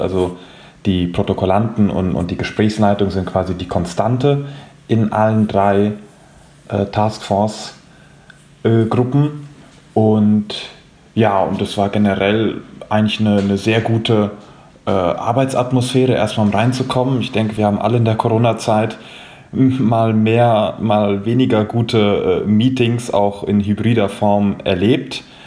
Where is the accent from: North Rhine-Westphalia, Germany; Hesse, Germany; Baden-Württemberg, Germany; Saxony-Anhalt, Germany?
Hesse, Germany; Frankfurt am Main; ich bin hier aus Frankfurt, 25 Jahre alt und äh, mein Herz hängt meiner Heimat entsprechend äh, an der Eintracht.